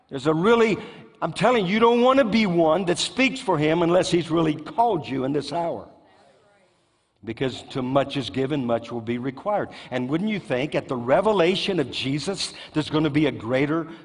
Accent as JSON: {"language": "English", "country": "United States", "said": "I thank God I'm an American."}